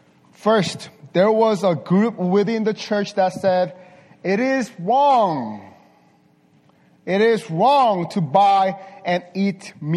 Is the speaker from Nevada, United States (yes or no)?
yes; Las Vegas, Nevada, United States; English is a second language; I'm from Las Vegas. From Las Vegas. But I'm not a gambler, sir.